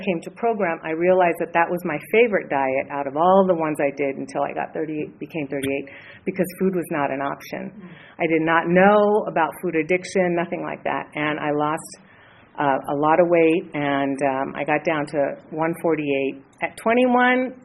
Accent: Los Angeles, California, United States; I grew up in Hollywood.

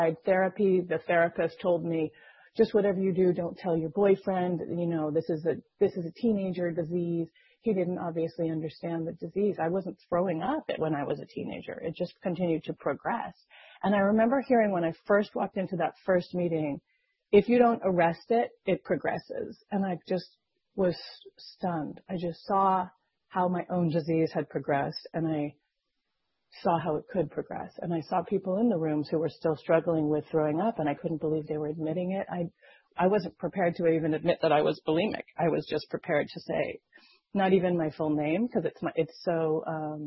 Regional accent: Las Vegas, Nevada, United States; I grew up in Las Vegas

